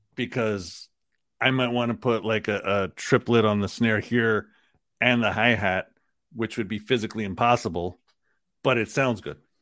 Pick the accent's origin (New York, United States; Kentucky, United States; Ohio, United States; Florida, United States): New York, United States; New York City; the part of Queens that I lived in was Queens Village, which is right on the border of Long Island